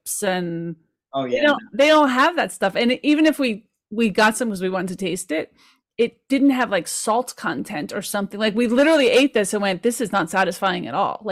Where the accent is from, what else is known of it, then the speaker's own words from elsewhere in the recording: Caldwell, New Jersey, United States; I grew up in the Caldwells.